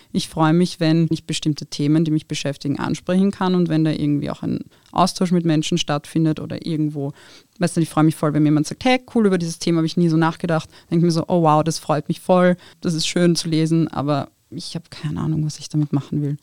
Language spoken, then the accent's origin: German; Wiener Neustadt, Lower Austria, Austria; German is a second language; moved away as an adult; now in Vienna, Austria; Also ich bin in Wiener Neustadt aufgewachsen